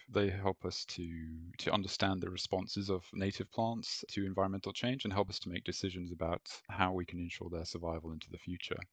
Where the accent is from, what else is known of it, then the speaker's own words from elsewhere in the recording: Malaysia; moved away; also born or lived in Europe; growing up in Malaysia